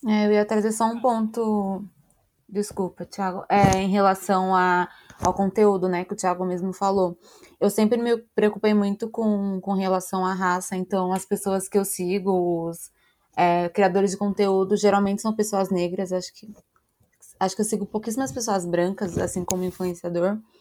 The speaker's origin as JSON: {"language": "Portuguese", "region": "São Paulo", "country": "Brazil", "tie": "born or raised there", "said": "Nasci, nasci em São Paulo. Só saí de São Paulo para viajar"}